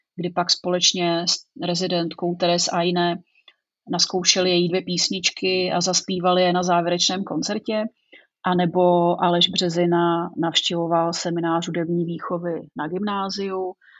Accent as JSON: {"language": "Czech", "town": "Broumov", "region": "Hradec Králové Region", "country": "Czechia", "tie": "born or raised there", "also_born_or_lived": "Prague", "said": "já jsem původem odsud. Tak jak tomu tak bývá, tak vlastně jsem z Brouhova. Narodila jsem se tady a, eh, žila jsem ve vesnici pár kilometrů odsud."}